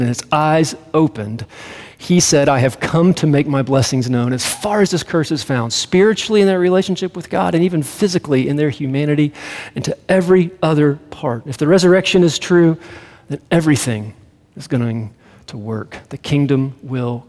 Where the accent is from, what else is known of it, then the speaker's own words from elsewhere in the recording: Greenville, United States; moved away as an adult; now in Colorado, United States; I grew up in Greenville